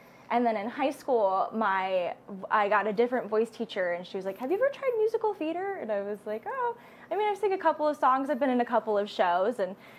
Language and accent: English; Molsonville, Oregon, United States; also born or lived in Spokane, United States / California, United States / Indiana, United States / Michigan, United States; but I grew up in Molsonville, Oregon, which is about 30 minutes south of Portland, and has a population, I think, of like 20,000 people or something.